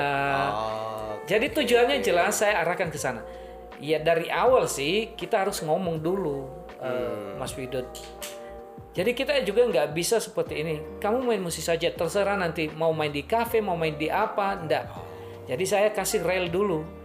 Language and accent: Indonesian; Nias, North Sumatra, Indonesia; now in Semarang, Indonesia; Saya dari Niasya